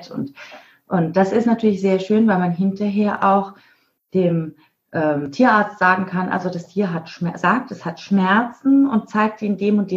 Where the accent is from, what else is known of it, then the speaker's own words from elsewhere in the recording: Mainz, Rhineland-Palatinate, Germany; now in Isernhagen, Germany; Nee, ich bin gebürtig aus Mainz, aber wir sind in Isernhagen, das ist bei Hannover, in Norddeutschland. Ah, okay. Mhm. Aber stimmt, ich komme aus Mainz.